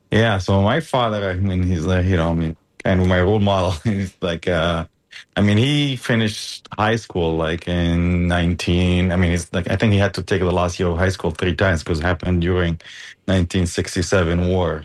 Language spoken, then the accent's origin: English; Gaza Strip, Palestine; also born or lived in Germany; now in United States; i was born in Germany. Uh, and my dad was in medical school at the time. And you know, just happened to point there and moved to Gaza